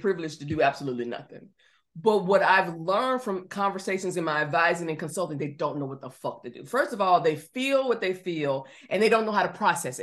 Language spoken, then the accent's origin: English; Georgia, United States; I'm from Georgia